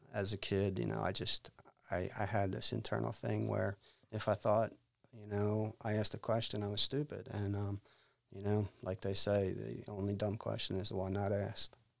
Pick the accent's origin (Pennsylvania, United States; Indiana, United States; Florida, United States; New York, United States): Pennsylvania, United States; outside of Philadelphia; I grew up outside of Philadelphia, Pennsylvania